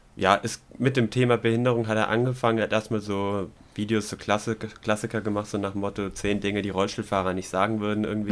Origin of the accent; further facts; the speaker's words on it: Swabia, Germany; als Schwabe